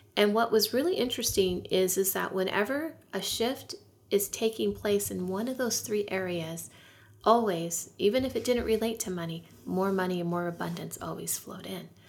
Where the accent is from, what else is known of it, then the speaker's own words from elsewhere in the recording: California, United States; I lived near the poverty line where I grew up in California